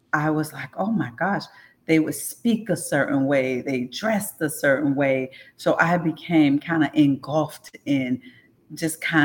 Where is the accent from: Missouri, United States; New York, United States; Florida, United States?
Florida, United States; St. Petersburg; in St. Pete, I grew up in South St. Pete, rough area